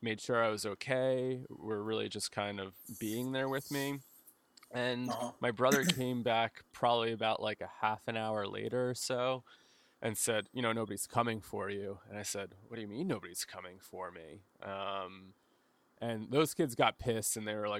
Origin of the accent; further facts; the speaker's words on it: New Jersey, United States; I grew up in New Jersey